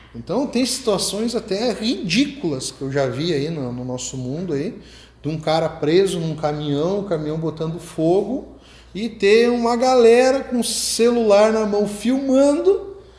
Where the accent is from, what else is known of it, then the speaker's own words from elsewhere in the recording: Rio Grande do Sul, Brazil; accent: gaúcho; moved away; also born or lived in Rio de Janeiro; eu tenho sotaque gaúcho, eu morava lá já